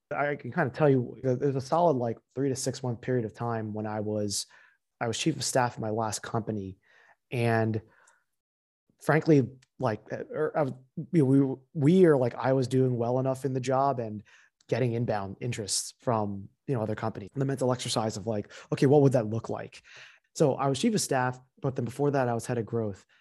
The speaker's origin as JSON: {"language": "English", "region": "central New Jersey", "country": "United States", "tie": "born or raised there", "also_born_or_lived": "Pennsylvania", "moved": "as an adult", "lives_now": "New York, United States", "said": "I also grew up in central New Jersey"}